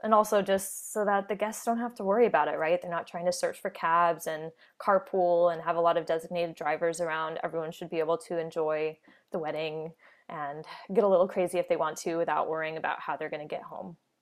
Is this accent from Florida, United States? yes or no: yes; Orlando, Florida, United States; moved away as an adult; also born or lived in New York City; now in New Westminster, Canada; I'm from the Orlando, Florida area.